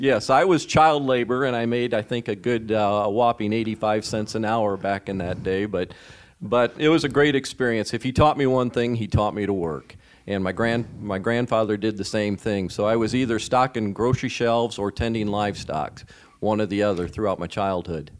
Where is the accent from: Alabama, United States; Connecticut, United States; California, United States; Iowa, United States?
Iowa, United States; Mason City; now in Sioux City, United States; I grew up Mason City, Iowa, in my dad's family grocery store